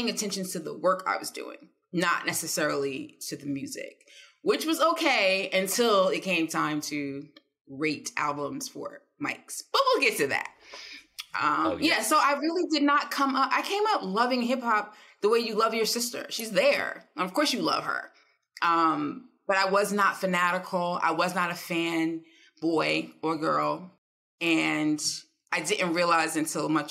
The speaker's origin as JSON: {"language": "English", "town": "East Orange", "region": "New Jersey", "country": "United States", "tie": "born or raised there", "said": "I'm from East Orange. Like, … grew up a mile away from me"}